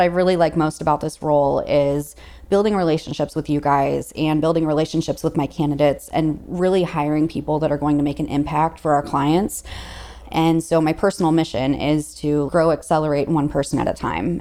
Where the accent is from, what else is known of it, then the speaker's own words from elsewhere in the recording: St. Louis, Missouri, United States; I'm from Saint Louis, Missouri, and so I'm the only recruiter that sits in Missouri